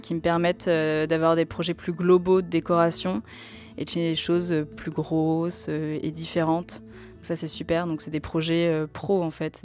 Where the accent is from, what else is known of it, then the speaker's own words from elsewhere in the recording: Tours, Centre-Val de Loire, France; à Tours, euh, là d'où je viens